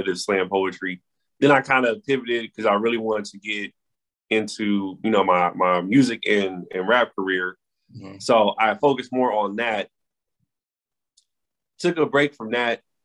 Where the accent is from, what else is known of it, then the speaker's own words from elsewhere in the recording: Los Angeles, California, United States; moved away as an adult; now in Washington, D.C., United States; I am from Los Angeles, California, born and raised